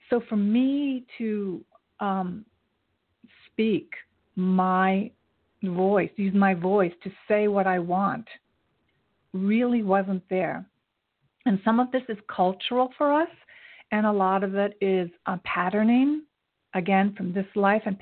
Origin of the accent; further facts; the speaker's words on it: Japan; born there; I was born in Japan. My father was in the military, so I traveled a lot.